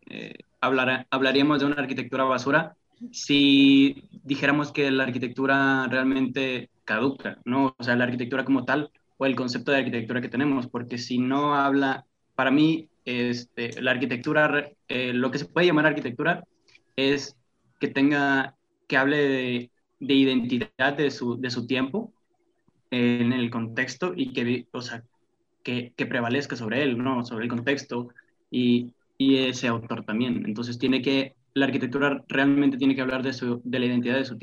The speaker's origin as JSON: {"language": "Spanish", "town": "Monterrey", "region": "Nuevo León", "country": "Mexico", "said": "soy de Monterrey, Nuevo León"}